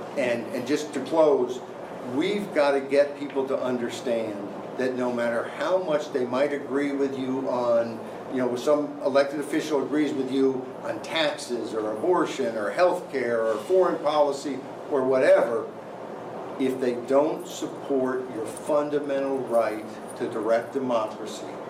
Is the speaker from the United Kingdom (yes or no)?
no; Arkansas, United States; my home state of Arkansas